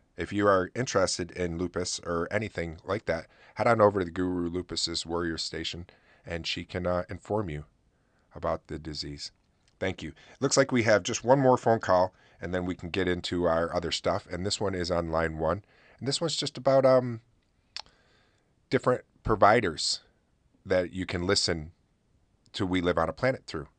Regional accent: Oswego, New York, United States; my hometown

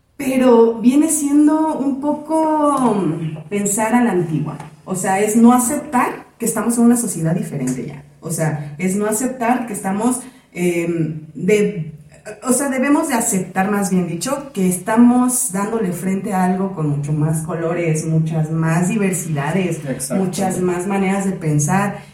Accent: Mexico; las dos somos mexicanas

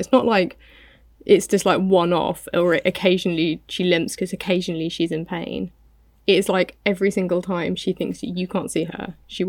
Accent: United Kingdom; I'm British.

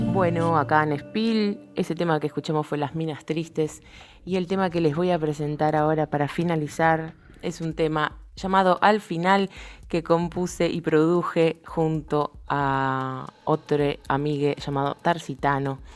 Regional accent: Pilar, Buenos Aires Province, Argentina; moved away as an adult; now in Buenos Aires, Argentina; soy de Pilar, tuve la suerte de, de criarme rodeada de un montón de músicos

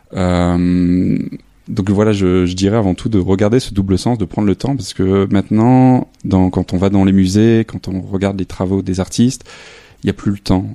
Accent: a small village near Lille, Hauts-de-France, France; moved away as an adult; also born or lived in Arles; now in Saint-Denis, France; je suis originaire du nord de la France, dans un petit village euh, à côté de Lille

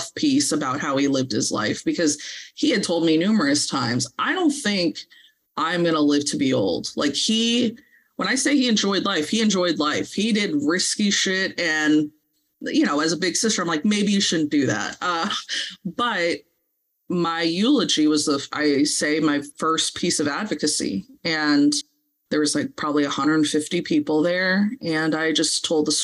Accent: Santa Monica, California, United States; moved away; We're originally from LA. We're from Santa Monica

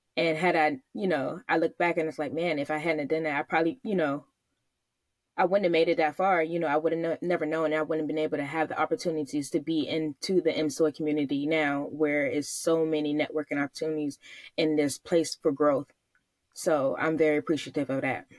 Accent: Virginia, United States; now in Hawaii, United States; I grew up in, born and raised in Virginia

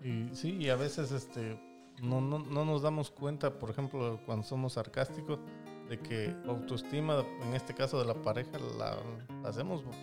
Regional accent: Mexico; yo soy de México

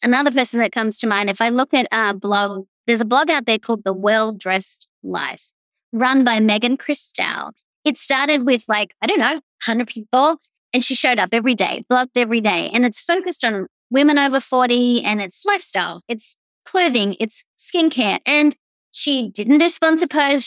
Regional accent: Australia; accent: Australian; also born or lived in East Coast, United States; now in Tampa, United States; I'm obviously Australian. You can tell that by my voice.

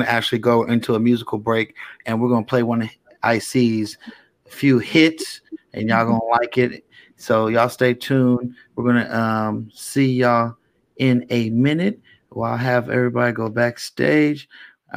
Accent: the Bay Area, California, United States; I'm from the Bay

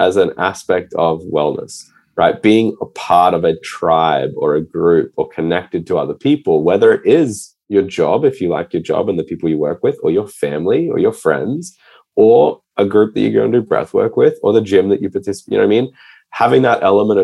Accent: Australia; moved away as an adult; also born or lived in Scotland; now in New York, United States; my dad's from Scotland. So like I grew up in Australia

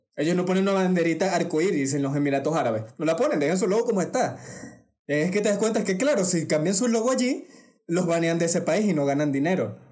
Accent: Venezuela; accent: Venezuelan; hablando con mi acento venezolano, que ustedes sabrán que nosotros decimos bastante marico

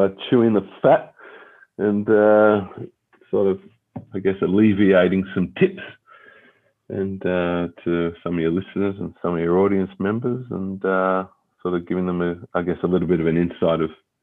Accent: Melbourne, Victoria, Australia; we were born and raised in Melbourne, had my schooling in Melbourne, university, Monash Full Scholarship out in Melbourne as well

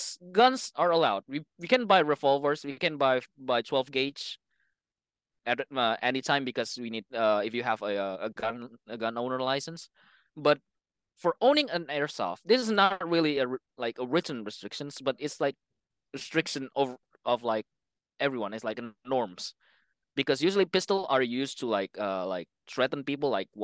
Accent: Indonesia; English is a second language; now in Japan; Like, I don't know about Europe, but in Asia, like in Indonesia, in my hometown, it's kind of the same thing

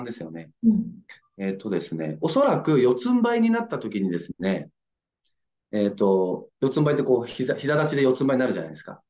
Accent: Nagasaki, Japan; born or raised there; moved away as an adult; now in Yokohama, Japan

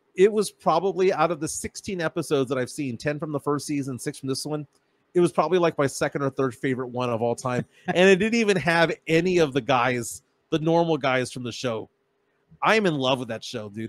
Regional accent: San Antonio, Texas, United States; We're from San Antonio, Texas

